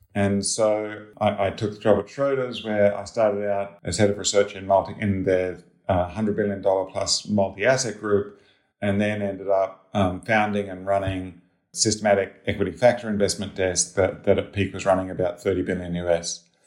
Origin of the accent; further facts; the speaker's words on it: Australia; moved away as an adult; also born or lived in Sydney, Australia / Cambridge, Massachusetts, United States; I'm Australian